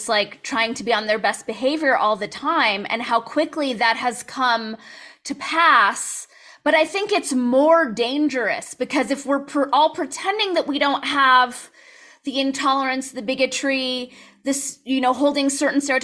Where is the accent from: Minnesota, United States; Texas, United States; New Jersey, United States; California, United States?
California, United States; Southern; you and I grew up in Southern California